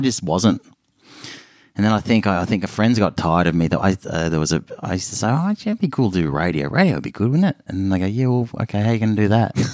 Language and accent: English; Melbourne, Victoria, Australia; I grew up in Melbourne